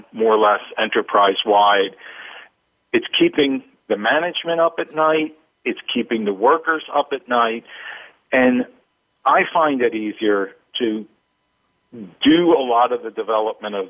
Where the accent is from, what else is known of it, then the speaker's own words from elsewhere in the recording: East Coast, United States; now in West Coast, United States; I grew up on the East Coast and live on the West Coast now